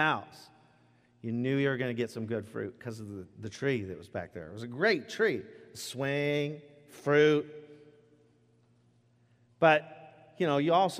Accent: Rochester, Washington, United States; I grew up in Rochester from the age of 4 to 15. Rochester, Washington

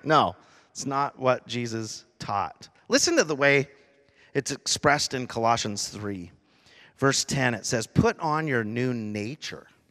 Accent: Rochester, Washington, United States; I grew up in Rochester, Washington, in a little area actually called Gate

